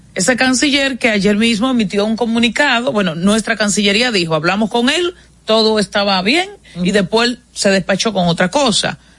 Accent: Dominican Republic; el surgimiento nuestro como república, de República Dominicana

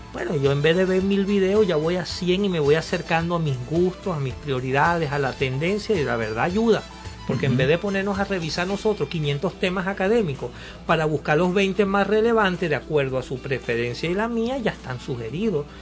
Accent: Cumanacoa, Sucre, Venezuela; moved away; Yo me recuerdo allá en mi pueblo, en Cumanacua

